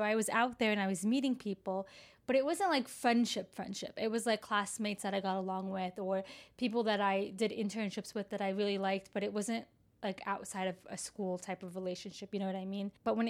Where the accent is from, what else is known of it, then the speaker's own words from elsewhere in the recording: Florida, United States; now in Chicago, United States; So I moved to Chicago from Florida.